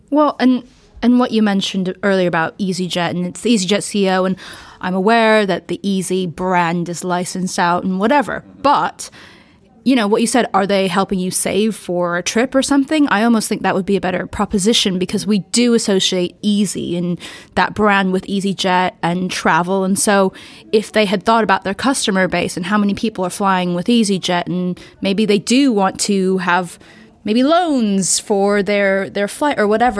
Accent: United States; speaking as an American

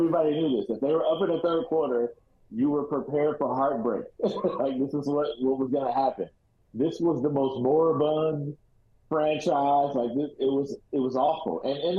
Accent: Oakland, California, United States; I'm from Oakland.

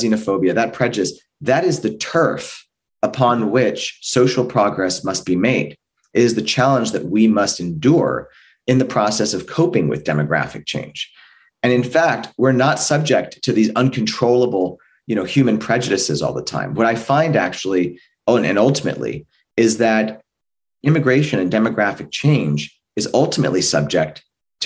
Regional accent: California, United States; California, my home state

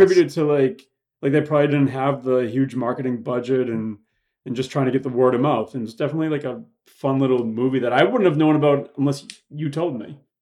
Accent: Boston, Massachusetts, United States; moved away as an adult; now in Los Angeles, United States; I'm from Boston, Mass. Moved out here after I graduated from college, here being Los Angeles

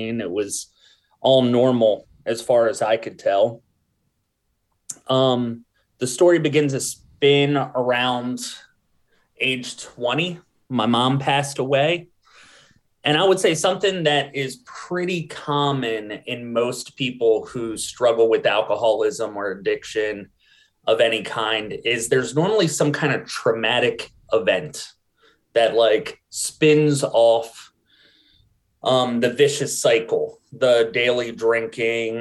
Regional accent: New Castle, Delaware, United States; I grew up in Newcastle, Delaware, in like a family that was pretty poor

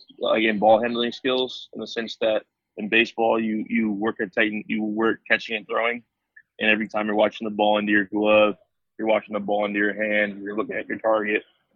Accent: American Canyon, California, United States; also born or lived in Vallejo, California / Los Angeles, California; now in San Diego, United States; I was born in Vallejo, California, which is in the Bay Area, like San Francisco Bay Area on the north side of it, and moved to American Canyon when I was about 8 years old

